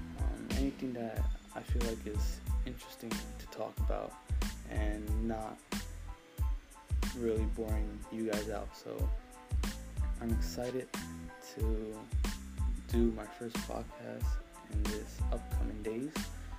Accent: Bristol, Pennsylvania, United States; I'm 18 years old. I'm from Bristol, Pennsylvania.

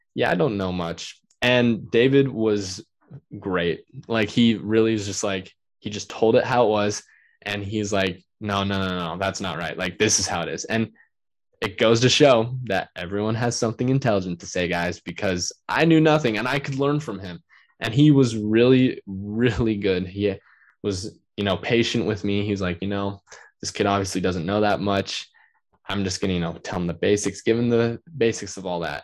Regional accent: Utah, United States; also born or lived in Riverton, Utah; my home state, Utah

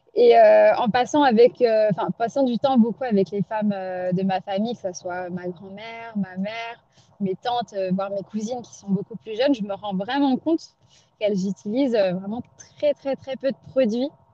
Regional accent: Pondicherry, Puducherry, India; moved away; je repars à Pondichéry, dans ma ville natale

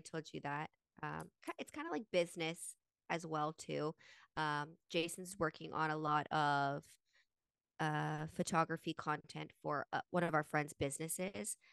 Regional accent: Utah, United States; we grew up in Utah

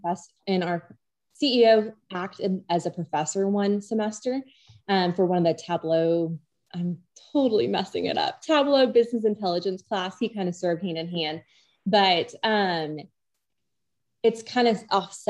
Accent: Oklahoma, United States; I'm originally from Viewpoint, Oklahoma

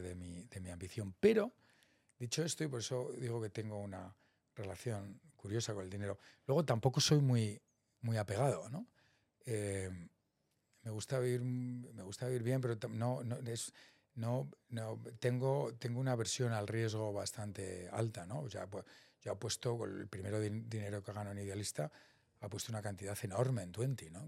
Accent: Salamanca, Castile and León, Spain; moved away as an adult; also born or lived in Boston, United States / San Francisco, United States; yo soy de Salamanca, vengo de una familia media muy normal

